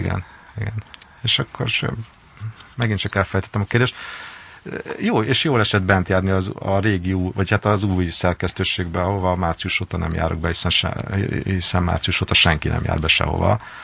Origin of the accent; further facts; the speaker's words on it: Hungary; engem, mint magyar újságírót.